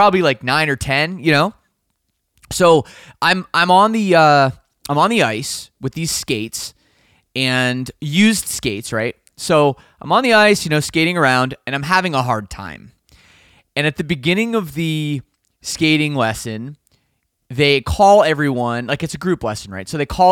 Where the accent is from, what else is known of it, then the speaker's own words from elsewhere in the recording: Canada; despite me being Canadian